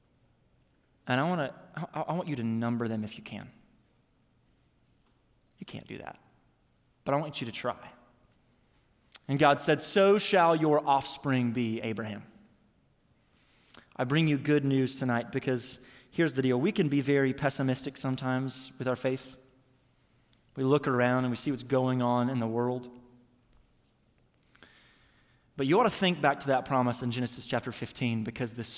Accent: Missouri, United States; now in Tampa, United States; I'm from Missouri, so is my wife

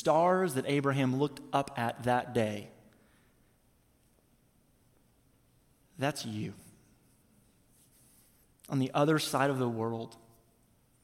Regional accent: Missouri, United States; now in Tampa, United States; I'm from Missouri, so is my wife

